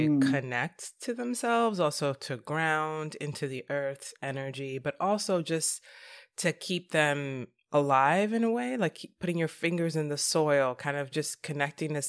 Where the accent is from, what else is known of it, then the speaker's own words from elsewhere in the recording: New York City, New York, United States; I grew up in New York City and I didn't have anything green except Central Park